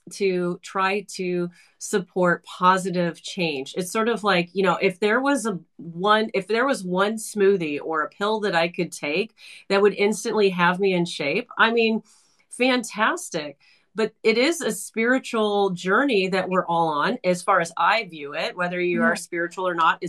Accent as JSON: {"language": "English", "region": "California", "country": "United States", "tie": "born or raised there", "said": "I was born and raised in California, so I'm like I have an aversion to cold, but I'm in Toronto at the moment right now"}